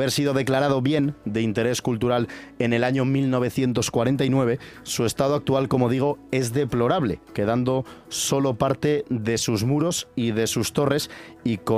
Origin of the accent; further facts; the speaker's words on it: Valderas, Castile and León, Spain; el de mi pueblo, por ejemplo, el de Valderas